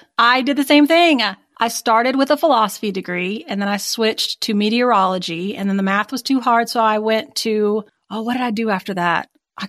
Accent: Houston, Texas, United States; accent: Texan; also born or lived in Dallas, Texas; someone who is from the South, and I'm from Houston, born in Dallas, and a lot of people are split between whether or not I have a Southern accent.

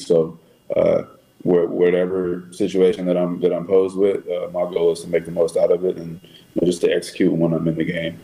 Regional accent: Texas, United States; moved away as an adult; now in Chicago, United States; I'm just from Texas. I'm just a, a, Texas kid

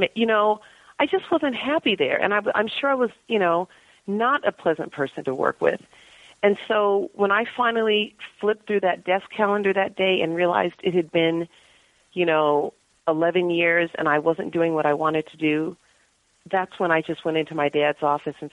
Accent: Palos Verdes, California, United States; moved away as an adult; now in San Francisco, United States; I grew up in Palos Verdes, went to Cal, lived elsewhere for a few years

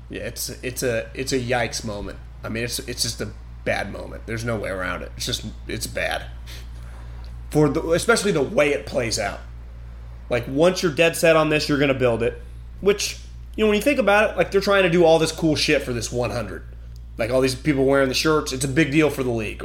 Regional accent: Davis, California, United States; growing up in Davis

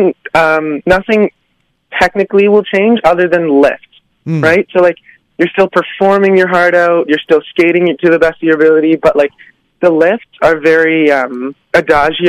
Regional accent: Ottawa, Ontario, Canada; I started to learn to skate when I was 10, to skate on the Rideau Canal, because I'm from Ottawa

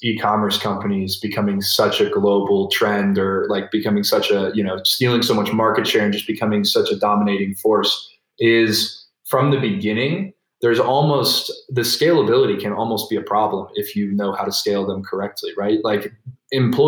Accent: United States; As an American

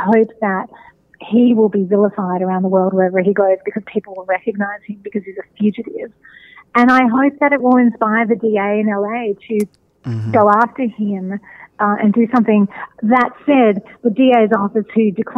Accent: Melbourne, Victoria, Australia; moved away as an adult; now in United States; I'm from Australia originally, and I think about, I've lived in the States for the last 15 years, but about 20 years ago in Melbourne, my hometown

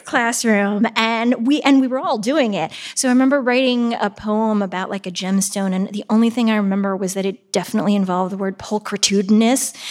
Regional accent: Shaker Heights, Ohio, United States; also born or lived in Pittsburgh, Pennsylvania; I grew up in Pittsburgh, uh, until I was almost ten

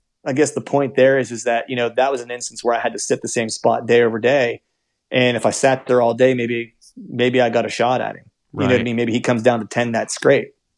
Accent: Pennsylvania, United States; I'm from Pennsylvania

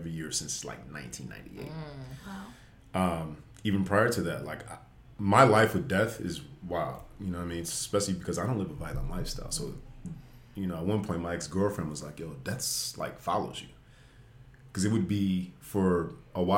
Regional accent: Las Vegas, Nevada, United States; moved away as an adult; also born or lived in Washington State; now in Los Angeles, United States; I'm from Las Vegas originally.

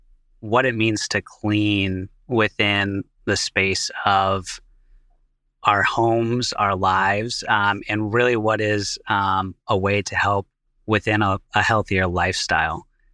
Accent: Seattle, Washington, United States; now in Boston, United States; You know, for me, I was born and raised out in Seattle, Washington. I'm now out in Boston with eCloth

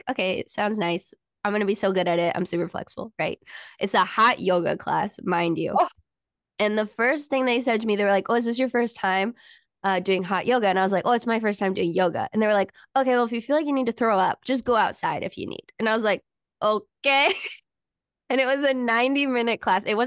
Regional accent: San Diego, California, United States; I'm from basically San Diego

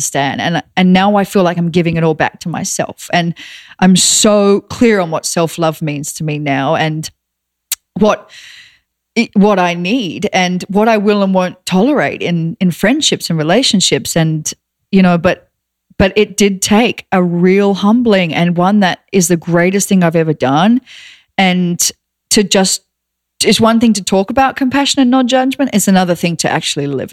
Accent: Australia; moved away; I'm Australian

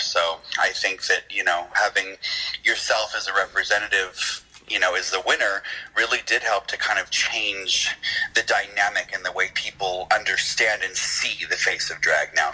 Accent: Erie, Pennsylvania, United States; I'm from Erie, Pennsylvania.

